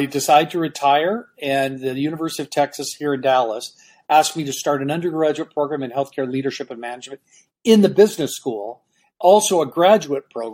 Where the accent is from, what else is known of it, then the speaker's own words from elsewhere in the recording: Vancouver, British Columbia, Canada; moved away; also born or lived in Peru; I'm originally from Canada, Vancouver